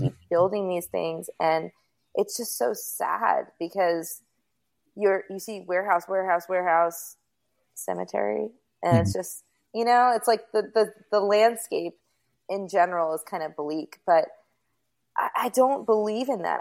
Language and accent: English; Rockland County, New York, United States; also born or lived in Bergenfield, New Jersey; now in South Florida, United States; I was born in New Jersey and I lived in Bergenfield until I was in first grade, and then I lived in upstate New York in Rockland County. And when I was growing up in Rockland County